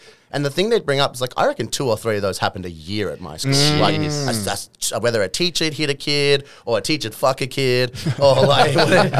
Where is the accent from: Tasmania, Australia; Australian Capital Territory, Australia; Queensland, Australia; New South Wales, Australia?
New South Wales, Australia; Parramatta; also born or lived in Oatlands; I grew up in Parramatta, like in a heritage listed house, a beautiful little sandstone home. Mm. And then we moved to North Parramatta, where I spent like probably my childhood years. And then it was like Oatlands was more my teenage and then like mongrel years.